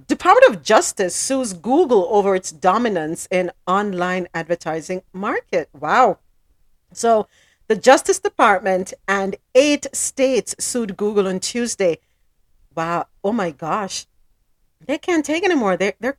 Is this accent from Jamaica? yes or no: yes; Jamaica; I'm Jamaican